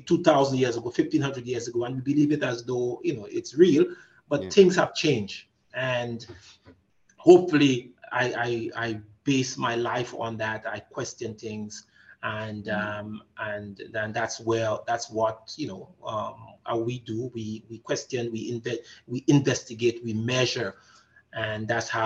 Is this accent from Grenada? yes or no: yes; Grenada; now in Canada; I am originally from the Caribbean. I'm a revolutionary, known from the country of Grenada.